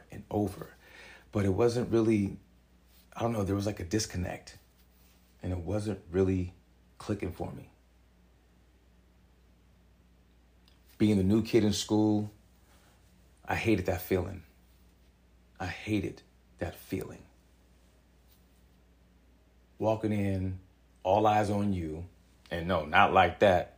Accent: San Jose, California, United States; growing up in Southside San Jose, for the time I was living over there

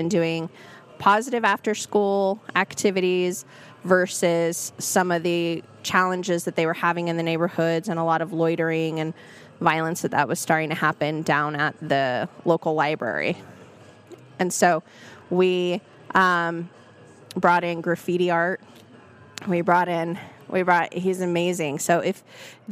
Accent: Salt Lake City, Utah, United States; I went to West High. I grew up in Rose Park

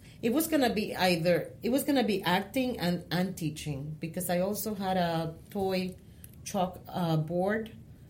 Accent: San Juan, Puerto Rico; English is a second language; moved away as an adult; also born or lived in Manatí, Puerto Rico / Bayamón, Puerto Rico; now in New York, United States; I was born and raised in Puerto Rico.

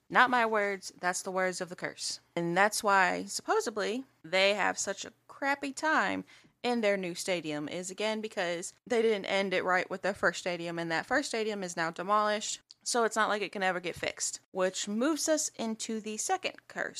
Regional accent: Texas, United States; I was born and raised in Texas

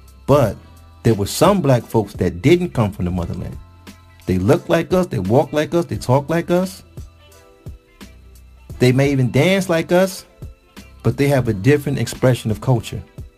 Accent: Detroit, Michigan, United States; we don't do that in Michigan. That's where I'm from. I'm from Detroit.

